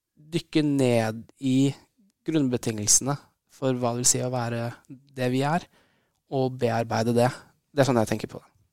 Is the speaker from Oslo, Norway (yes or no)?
yes; Oslo, Norway; jeg vokste opp her i Oslo